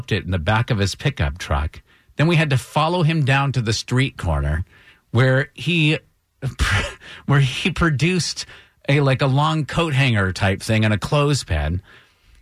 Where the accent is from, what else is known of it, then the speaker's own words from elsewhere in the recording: Vermont, United States; now in Atlanta, United States; Vermont boy just out of college